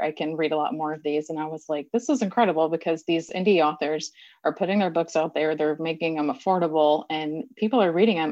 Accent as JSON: {"language": "English", "region": "Texas", "country": "United States", "said": "I'm a Texan"}